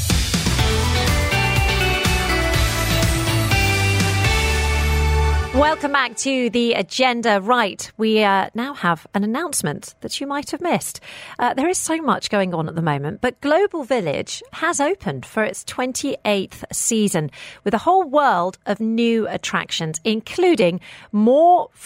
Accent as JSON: {"language": "English", "country": "United Kingdom", "tie": "born or raised there", "said": "growing up in the United Kingdom"}